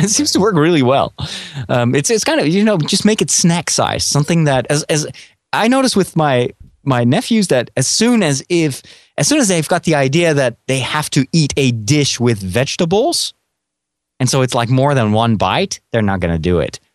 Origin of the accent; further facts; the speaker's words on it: Netherlands; I'm from Holland.